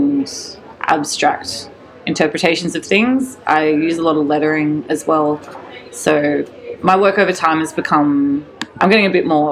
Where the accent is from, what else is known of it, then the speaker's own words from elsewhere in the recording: Newcastle, New South Wales, Australia; now in Sydney, Australia; originally from Newcastle, up the coast